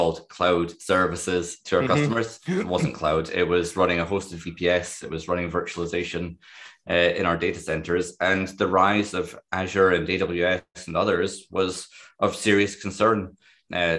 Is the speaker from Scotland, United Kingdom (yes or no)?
yes; Dundee, Scotland, United Kingdom; I was born in Dundee